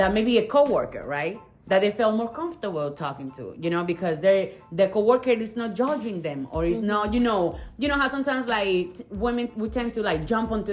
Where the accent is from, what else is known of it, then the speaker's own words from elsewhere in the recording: the South, United States; We're from the South